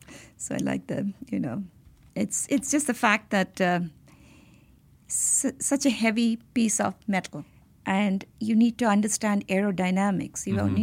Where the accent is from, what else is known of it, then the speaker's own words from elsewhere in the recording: India; So I grew up in Indian Institute of Technology campus.